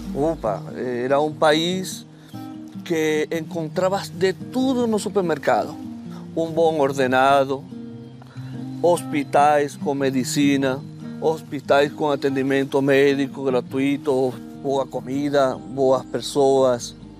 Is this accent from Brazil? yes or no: no; Venezuela; Portuguese is a second language; now in Portugal; um país, minha terra